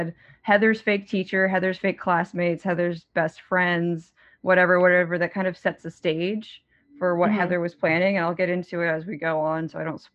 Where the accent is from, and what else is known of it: Maryland, United States; born or raised there; also born or lived in Virginia